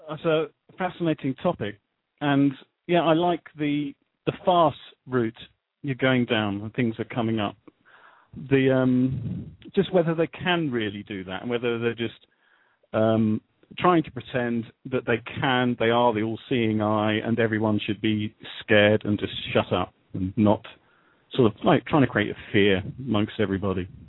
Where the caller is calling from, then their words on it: England, United Kingdom; calling from England.